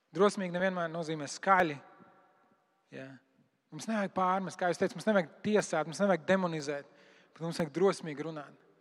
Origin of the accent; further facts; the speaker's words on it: Latvia; mēs esam latvieši